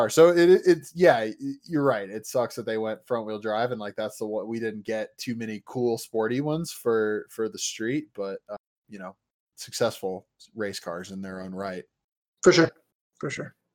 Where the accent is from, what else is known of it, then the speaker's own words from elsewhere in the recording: Indiana, United States; I'm from Indiana